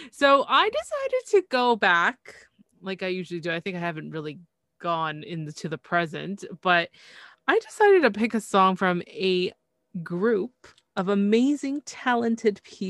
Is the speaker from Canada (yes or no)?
yes; Canada; I'm from Canada